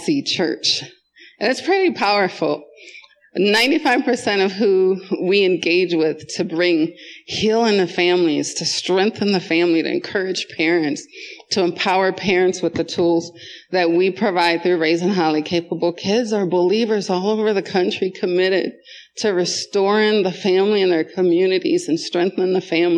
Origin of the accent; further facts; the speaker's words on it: Jamaica; also born or lived in Wisconsin, United States; now in Colorado, United States; I went from Jamaica to Wisconsin and lived there half of my life